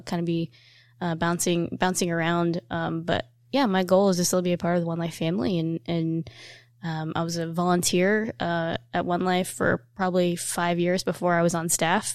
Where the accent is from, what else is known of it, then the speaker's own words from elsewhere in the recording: Evansville, Indiana, United States; we're from Evansville and Indiana